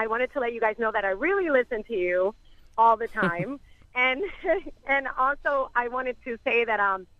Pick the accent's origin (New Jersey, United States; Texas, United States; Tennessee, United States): Tennessee, United States; Memphis; now in Miami, United States; I grew up in Memphis and now I'm, you know, I sing with Tito and I have a salsa band here in Memphis. I mean, in Miami, I grew up in Memphis